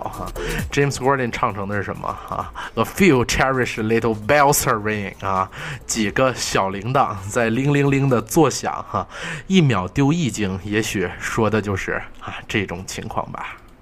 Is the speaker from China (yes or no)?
yes; Northeast China, China; accent: Northeastern; 用我们东北话说